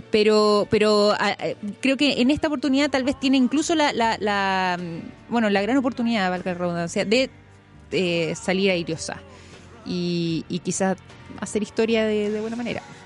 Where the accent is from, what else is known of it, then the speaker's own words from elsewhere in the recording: Chile; como chileno